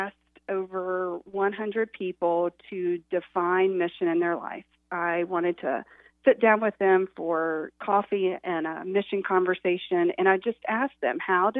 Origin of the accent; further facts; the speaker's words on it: Boone, North Carolina, United States; now in Fishersville, United States; I grew up in Boone. I'm a mountain girl, and now I raise my family and my two girls in Fishersville, Virginia